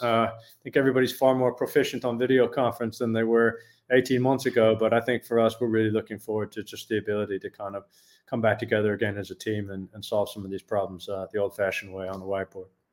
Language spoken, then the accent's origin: English; United States; moved away as an adult; also born or lived in Europe; now in Netherlands; I'm American born, but I've got a British passport and I've lived 20 years in Europe, most of my adult life, actually.